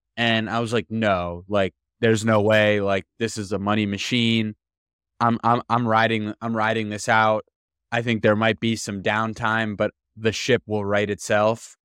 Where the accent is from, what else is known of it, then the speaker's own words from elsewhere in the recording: Miami, Florida, United States; I'm from Miami